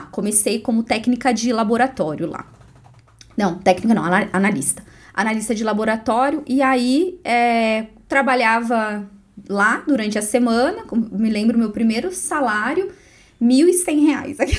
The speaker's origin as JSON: {"language": "Portuguese", "town": "Bernardino de Campos", "region": "São Paulo", "country": "Brazil", "tie": "born or raised there", "moved": "as an adult", "lives_now": "Guarapuava, Brazil", "said": "Eu sou do interior de São Paulo. Ah, Bernardino de Campos, uma cidadezinha bem pequena, 8 mil habitantes. E aí eu saí de lá, fui para uma cidade vizinha um pouco maior, chamada Varé, que foi onde eu estudei. E aí vim para Guarapuava para fazer faculdade."}